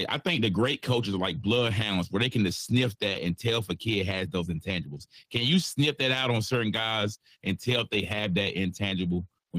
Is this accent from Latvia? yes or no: no; Wayne County, Johnston County area, Eastern North Carolina, United States; I grew up in the Wayne County, Johnston County area, so we love that North Carolina barbecue, bro.